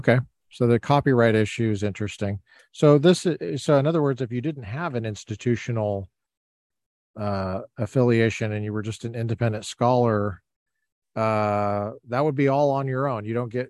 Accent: Littleton, Colorado, United States; now in California, United States; I know Littleton very well because I am from Littleton.

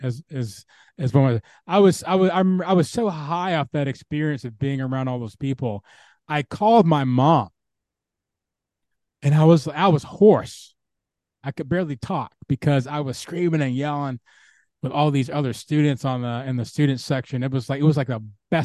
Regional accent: Atlanta, Georgia, United States; I'm from Atlanta.

